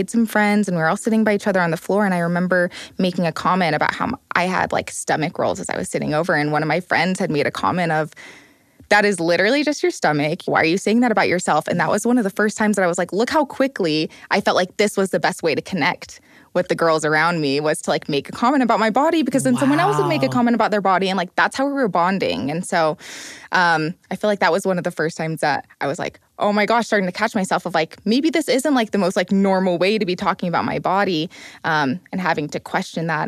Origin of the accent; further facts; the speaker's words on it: Utah, United States; growing up in Utah, I'm adopted as well